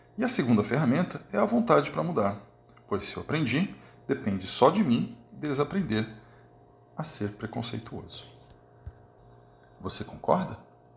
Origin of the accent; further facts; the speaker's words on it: Brazil; nascido e criado no Brasil